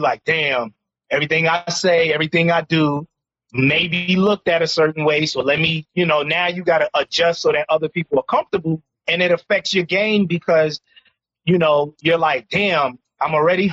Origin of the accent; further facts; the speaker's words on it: New York City, New York, United States; born and raised in Harlem, which is a uniquely black, socially conscious community.